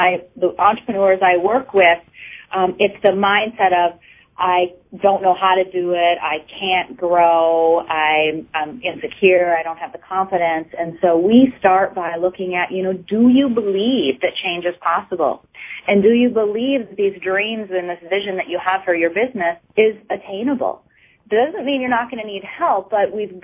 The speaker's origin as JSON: {"language": "English", "town": "Minneapolis", "region": "Minnesota", "country": "United States", "tie": "born or raised there", "moved": "yes", "lives_now": "Maine, United States", "said": "I grew up in the inner city of Minneapolis"}